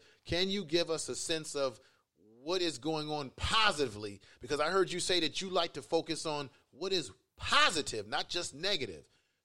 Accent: San Francisco, California, United States; also born or lived in Baltimore; I grew up in the Fillmore area

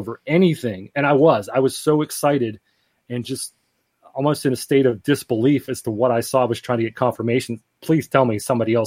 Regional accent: Greensburg, Pennsylvania, United States; my hometown of Greensburg, Pennsylvania

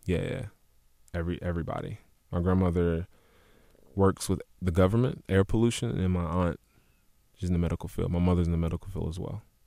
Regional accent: Louisville, Kentucky, United States; West Louisville, Parkland area, Olive Street

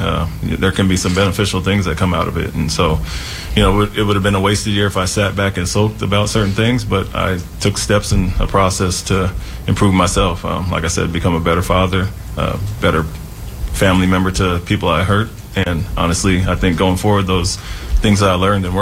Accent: Portland, Oregon, United States; I'm from Portland

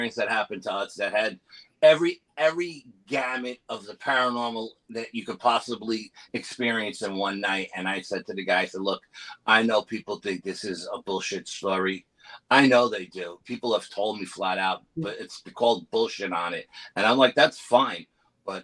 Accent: New York, United States; I'm from New York

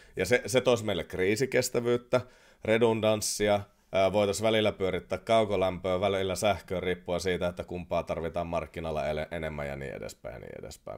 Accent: Oulu, North Ostrobothnia, Finland; accent: Oulu dialect; anteeksi Oulun murteeni

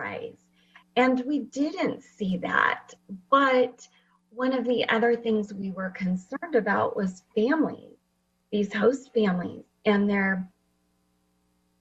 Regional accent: Fresno, California, United States; also born or lived in Washington; I actually live in Fresno, and I grew up here in Fresno

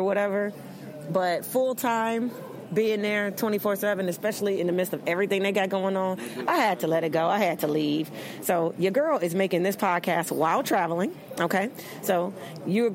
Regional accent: Chicago, Illinois, United States; moved away as an adult; also born or lived in Los Angeles, United States; where I'm from, Chicago, my hometown Chicago, my birthplace

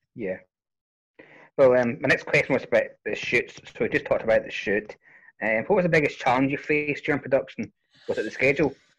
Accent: Scotland, United Kingdom; accent: Scottish; I'm Scottish, so if, if I speak too Scottish, you let me know

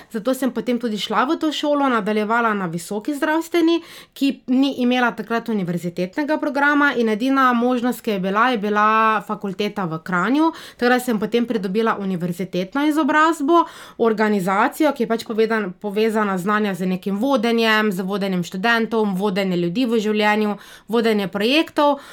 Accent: Slovenia; also born or lived in Niš, Serbia / Belgrade, Serbia; jaz sem rojena slovenka

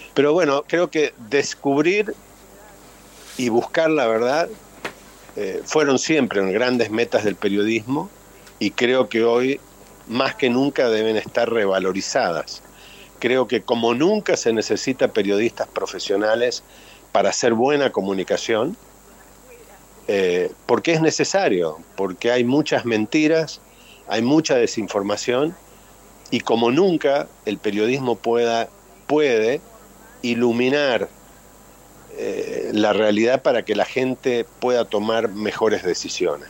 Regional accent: Córdoba, Argentina; moved away; yo también siendo cordobés, del interior

